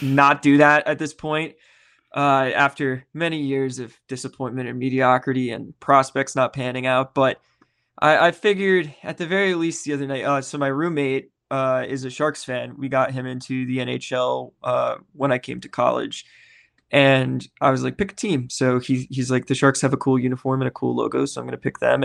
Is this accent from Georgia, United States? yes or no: no; Nashville, Tennessee, United States; the Nashville Predators, my hometown team